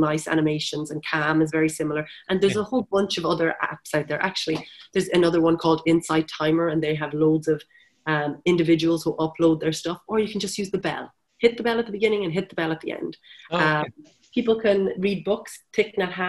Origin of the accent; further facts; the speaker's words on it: Wexford, Leinster, Ireland; now in Galway, Ireland; I'm from Wexford, the sunny southeast